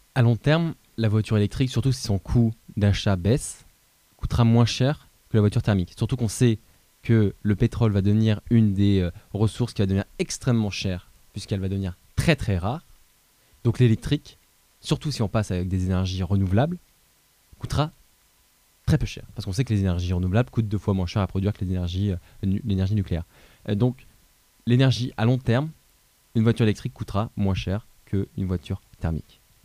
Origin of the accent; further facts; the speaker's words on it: Châtellerault, Nouvelle-Aquitaine, France; je viens de Châtellerault